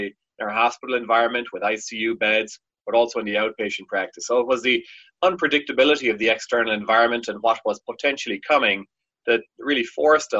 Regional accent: Ireland; now in United States; I'm from Ireland originally

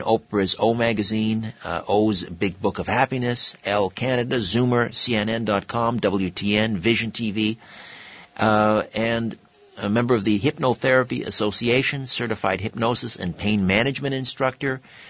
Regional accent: United Kingdom; We see, I'm British, and that's my background.

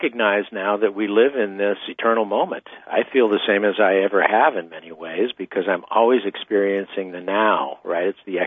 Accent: eastern San Diego County, California, United States; also born or lived in New York; now in California, United States; I'm from the Southwest Desert. I came from eastern San Diego County originally

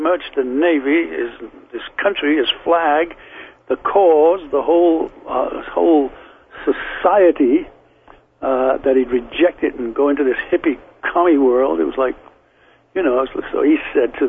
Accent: Liverpool, North West England, United Kingdom; born or raised there; accent: Liverpool; moved away; also born or lived in London

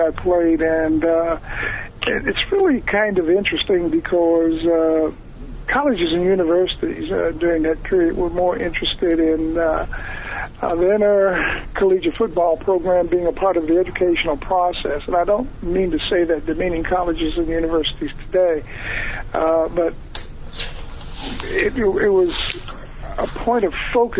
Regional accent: Warren, Ohio, United States; I was recruited on a national scale as a youngster coming out of Warren, Ohio

